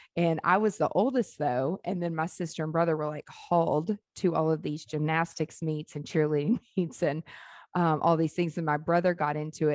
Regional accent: Nashville, Tennessee, United States; born or raised there; also born or lived in Memphis, Tennessee

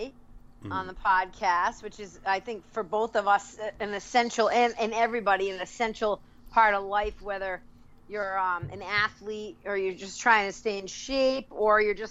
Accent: New England, United States; I am born and raised in New England

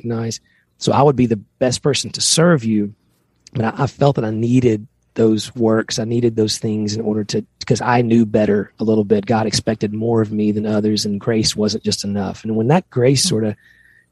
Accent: Tennessee, United States; we grew up both in Tennessee

